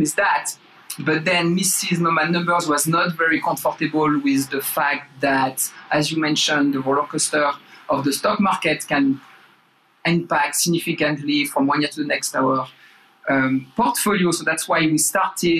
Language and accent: English; France; English is a second language; moved away as an adult; also born or lived in Bay Area, United States; now in United States; So I grew up in France. You probably can tell that with my accent. Moved to the US 2008